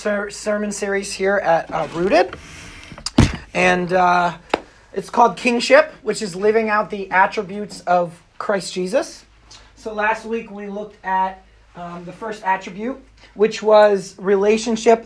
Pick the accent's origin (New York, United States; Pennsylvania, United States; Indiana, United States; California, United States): Pennsylvania, United States; I drove from my hometown in Pennsylvania